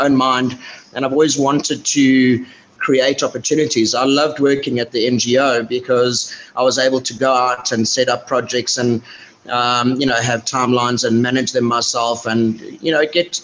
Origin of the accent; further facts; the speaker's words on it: Johannesburg, Gauteng, South Africa; moved away as an adult; I grew up in Johannesburg, but sort of lived all over South Africa.